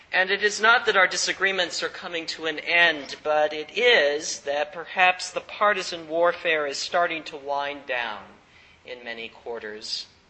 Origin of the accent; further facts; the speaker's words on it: the Bible Belt, United States; I grew up in Bible Belt country, in the heyday of Jerry Falwell and other evangelicals